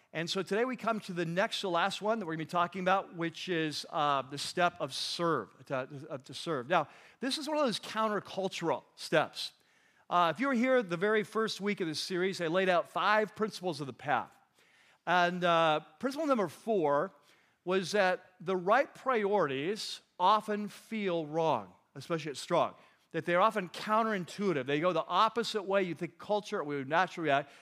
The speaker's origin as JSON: {"language": "English", "region": "California", "country": "United States", "said": "We're from California."}